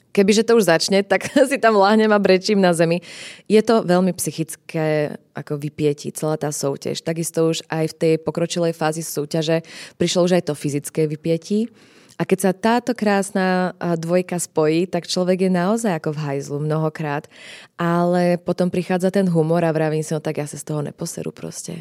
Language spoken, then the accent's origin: Slovak; Slovakia; som Slovenka, rozprávam po slovensky